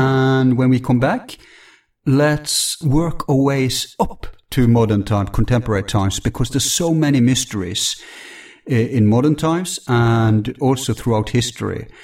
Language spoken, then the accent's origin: English; Bergen, Vestland, Norway; my hometown, Bergen